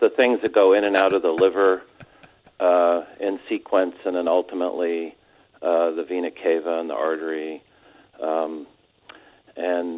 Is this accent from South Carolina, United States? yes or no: no; San Diego, California, United States; also born or lived in Mission Viejo, Orange County, California; I'm from San Diego, a couple of generations worth of that, and went to high school ultimately in Orange County at Mission Viejo High School.